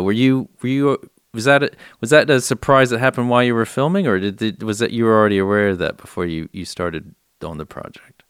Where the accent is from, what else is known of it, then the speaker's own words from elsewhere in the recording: San Antonio, Texas, United States; I was born and raised in San Antonio